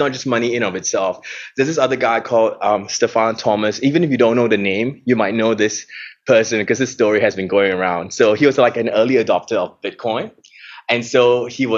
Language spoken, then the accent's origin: English; Singapore; now in Melbourne, Australia; I'm from Singapore